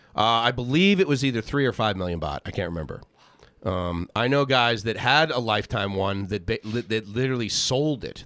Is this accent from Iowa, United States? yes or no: no; Boston, Massachusetts, United States; moved away as an adult; also born or lived in Southern California; I lasted twenty years in Boston